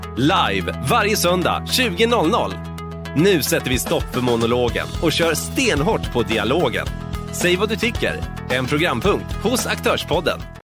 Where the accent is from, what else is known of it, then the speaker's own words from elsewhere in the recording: Floda, Västra Götaland, Sweden; Floda, vilket även är min hemort